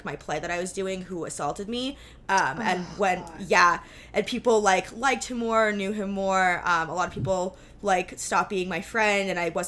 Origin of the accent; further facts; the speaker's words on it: New York City, New York, United States; I'm from New York City